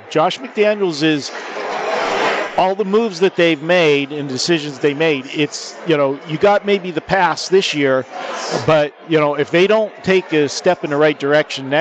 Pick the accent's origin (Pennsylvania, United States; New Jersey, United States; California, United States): Pennsylvania, United States; Pittsburgh; accent: Yinzer; I got the Yinzer accent from Pittsburgh.